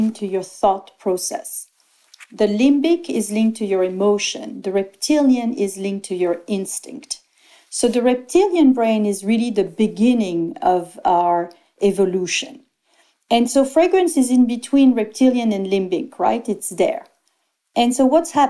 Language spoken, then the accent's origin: English; Antibes, Provence-Alpes-Côte d'Azur, France; I was born in Antibes, 8 kilometers away, not even 2 miles away from grass.